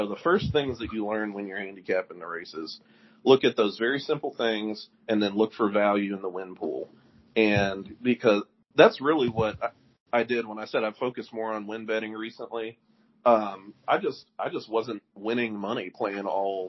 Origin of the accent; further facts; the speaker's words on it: Louisville, Kentucky, United States; born and raised in Louisville